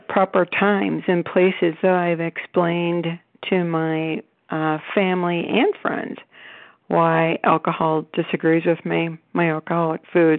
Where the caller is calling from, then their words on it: Cleveland, Ohio, United States; I'm calling from Cleveland, Ohio.